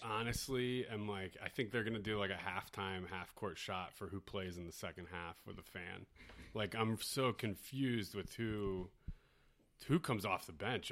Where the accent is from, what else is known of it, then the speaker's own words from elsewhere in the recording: Philadelphia, Pennsylvania, United States; As a Philadelphian